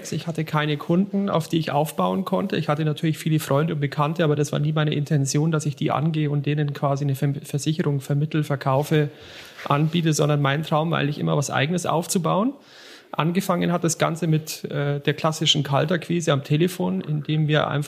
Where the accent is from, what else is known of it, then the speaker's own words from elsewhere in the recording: Bavaria, Germany; born there; Komme gebürtig aus der Region von Ingolstadt und habe dort mal eine Sparkasse, äh, eine Lehre zum Bankkaufmann gemacht bei der Sparkasse Ingolstadt-Eichstätt